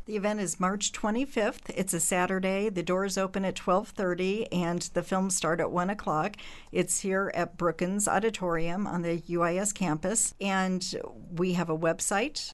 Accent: Springfield, Illinois, United States; I was born here in Springfield, so I've been in Central Illinois my whole life except for college

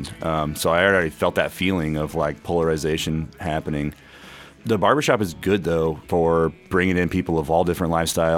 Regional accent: Kewanee, Illinois, United States; now in Bloomington, United States; where I grew up in Kewaunee

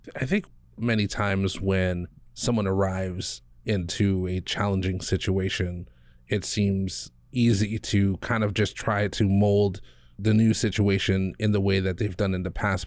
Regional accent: Big Island, Hawaii, United States; I grew up on the Big Island

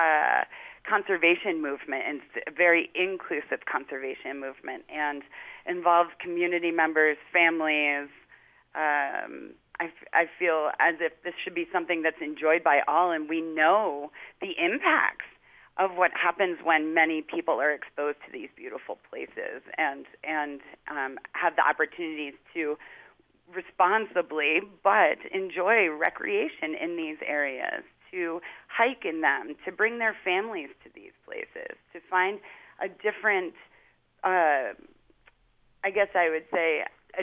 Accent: New Jersey, United States; moved away; I grew up on the East Coast where a lot of public and open space was difficult to find in New Jersey

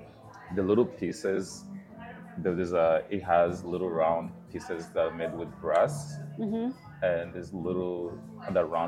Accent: Rwanda; now in North Dakota, United States; from Rwanda, from my home country

